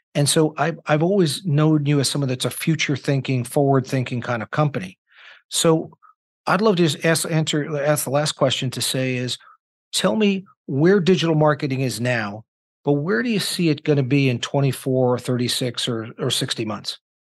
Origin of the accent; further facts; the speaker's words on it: New York, United States; also born or lived in Indiana; I'm a New Yorker with Midwestern sensibilities